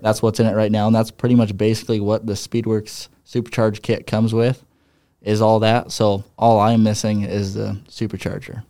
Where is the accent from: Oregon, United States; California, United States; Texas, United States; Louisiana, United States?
Oregon, United States; Ukiah; also born or lived in Hermiston, Oregon; I'm from Hermiston, Oregon. I grew up actually in this little town called Ukiah, Oregon.